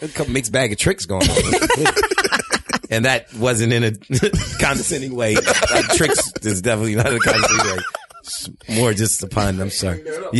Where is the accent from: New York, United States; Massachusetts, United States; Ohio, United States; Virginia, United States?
New York, United States; New York City; I'm from Brooklyn.